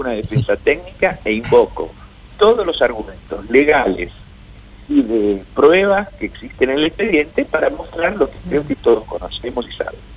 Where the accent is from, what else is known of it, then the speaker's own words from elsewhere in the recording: Argentina; como argentinos